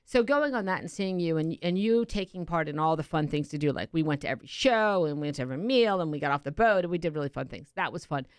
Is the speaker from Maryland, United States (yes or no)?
yes; Baltimore, Maryland, United States; moved away; my hometown.